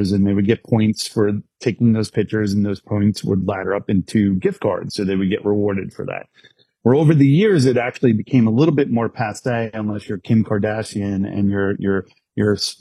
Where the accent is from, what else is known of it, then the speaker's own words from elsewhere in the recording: New York, United States; born and raised in New York.